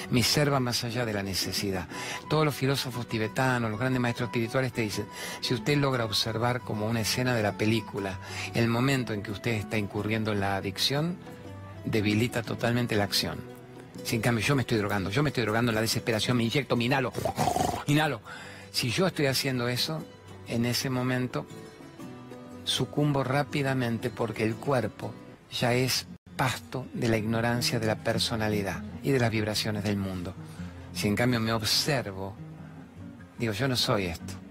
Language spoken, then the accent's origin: Spanish; Misiones, Argentina; soy de Misiones